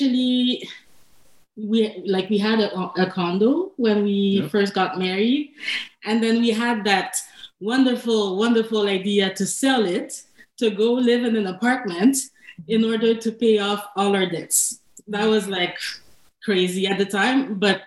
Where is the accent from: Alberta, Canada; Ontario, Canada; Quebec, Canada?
Quebec, Canada; Montreal; moved away as an adult; now in Ottawa, Canada; we're both born and raised in Montreal